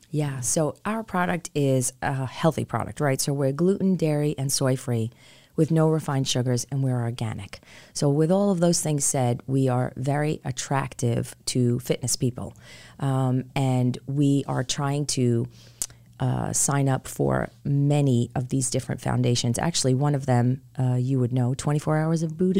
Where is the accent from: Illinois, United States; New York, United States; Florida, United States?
New York, United States; New York City; moved away as an adult; also born or lived in Rockville Centre, New York; now in Charlotte, United States; my husband and I are born and raised in New York, in, uh, Queens, New York, to be specific